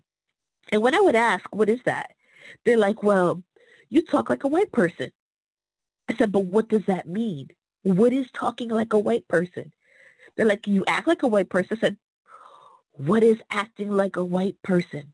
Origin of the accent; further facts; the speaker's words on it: Fairview, United States; moved away; I am coming from Fairview.